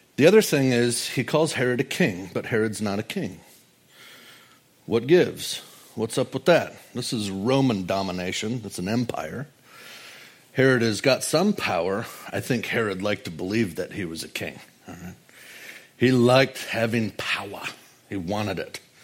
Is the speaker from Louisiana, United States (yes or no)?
no; Wisconsin, United States; I'm from flyover country, Wisconsin